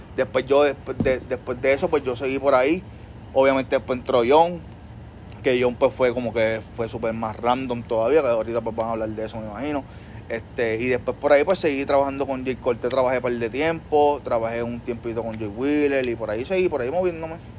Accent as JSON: {"language": "Spanish", "town": "Trujillo Alto", "country": "Puerto Rico", "tie": "born or raised there", "said": "yo soy un muchachito de Trujillo Alto. Nacido y criado allá en Trujillo Alto"}